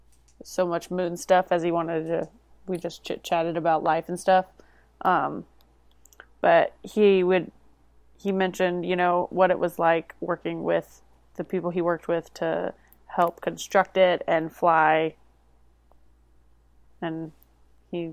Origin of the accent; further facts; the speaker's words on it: Florida, United States; I am from Florida